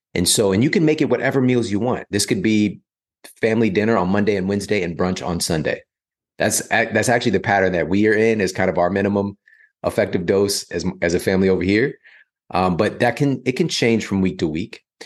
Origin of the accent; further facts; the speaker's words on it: St. Louis, Missouri, United States; moved away as an adult; also born or lived in Ferguson, Missouri; now in Los Angeles, United States; growing up in, you know, South City, Saint Louis, growing up in Ferguson, Missouri